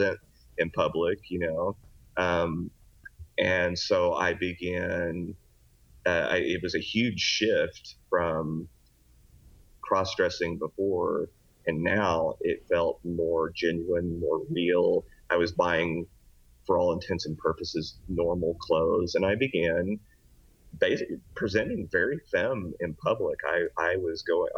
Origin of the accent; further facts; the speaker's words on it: Oklahoma, United States; also born or lived in Texas; now in Lancaster, California, United States; I was originally born in Oklahoma